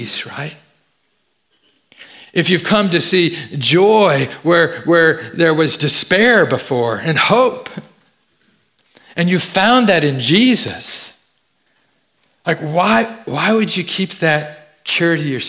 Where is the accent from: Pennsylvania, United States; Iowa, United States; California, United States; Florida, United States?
California, United States; Fresno; I grew up in Fresno, California.